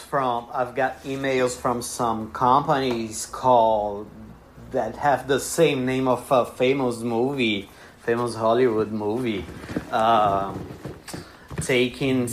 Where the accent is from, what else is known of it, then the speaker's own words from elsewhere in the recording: Bahia, Brazil; English is a second language; moved away as an adult; now in Paraíba, Brazil; I'm from Bahia, which is a place that we have a lot of music going on.